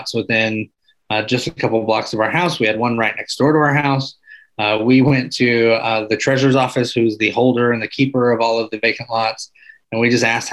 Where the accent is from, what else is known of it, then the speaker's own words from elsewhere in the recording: Arkansas, United States; moved away; also born or lived in Michigan; I grew up in Arkansas